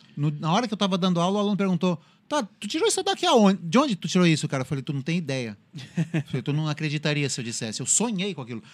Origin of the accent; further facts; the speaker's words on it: São Paulo, Brazil; moved away; eu sou originário de São Paulo